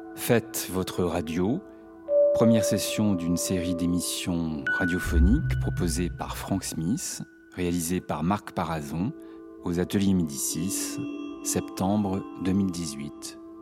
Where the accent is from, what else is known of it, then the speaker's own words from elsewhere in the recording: Casamance, Senegal; moved away as an adult; now in Montfermeil, France; je suis sénégalaise. Voilà, je suis euh, de Casamas, de la Casamas.